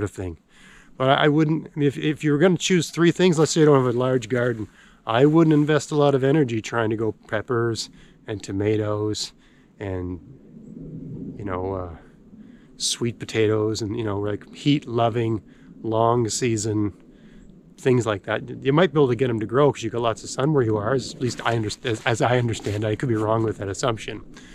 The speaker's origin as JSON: {"language": "English", "country": "Canada", "said": "I'm a Canadian"}